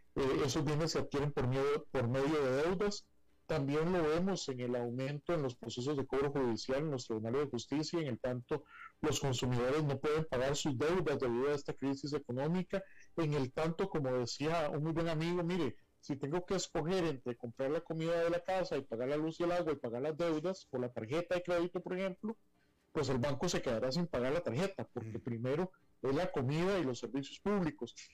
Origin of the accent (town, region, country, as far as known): Costa Rica